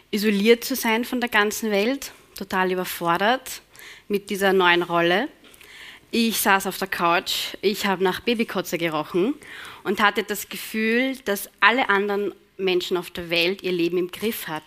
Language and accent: German; Vienna, Austria; Ich bin in Floridsdorf aufgewachsen im 21. Dort war ich die ersten ähm, elf Jahre meines Lebens.